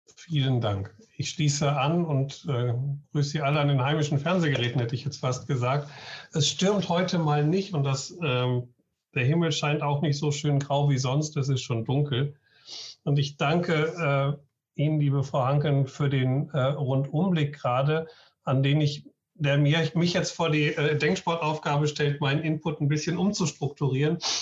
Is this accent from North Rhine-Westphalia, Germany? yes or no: yes; Essen, North Rhine-Westphalia, Germany; now in Schleswig-Holstein, Germany; gebürtiger Essener